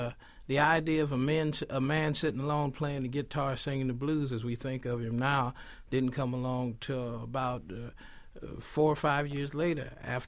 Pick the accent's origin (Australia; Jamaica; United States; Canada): United States; Los Angeles, California; we were growing up in South Central.